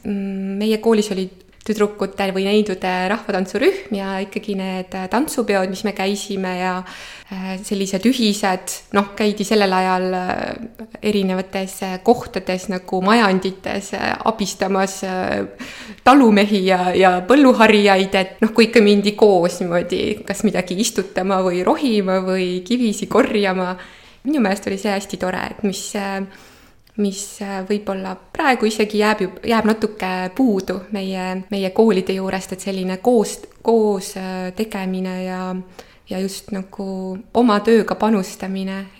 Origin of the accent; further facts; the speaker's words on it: Tsirguliina, Valga County, Estonia; moved away as an adult; also born or lived in Võru; now in Tartu, Estonia; ja ma olen sündinud Võrus ja käisin Võrus ka natuke lasteaias, aga siis äh, meie pere kolis äh, Valga lähedale. nii et tegelikult oma esimest klassi ma alustasin Tsirgulinna keskkoolis ja lõpetasin ka seal gümnaasiumi